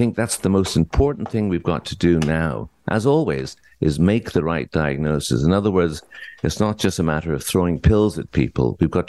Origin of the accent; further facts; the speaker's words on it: Ireland; now in Ontario, Canada; I came from Ireland many years ago at the invitation of the Ministry of Health of Ontario because there was a shortage of psychiatrists.